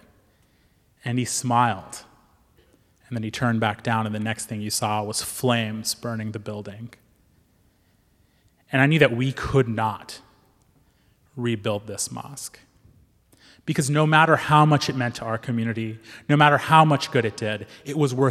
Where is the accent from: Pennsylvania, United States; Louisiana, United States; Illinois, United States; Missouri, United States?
Missouri, United States; Joplin; moved away as an adult; having this mosque in my hometown